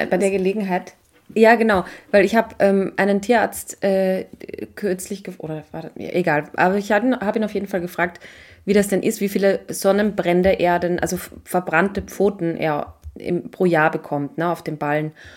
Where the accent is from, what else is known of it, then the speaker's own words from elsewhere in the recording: Austria; bei uns in Österreich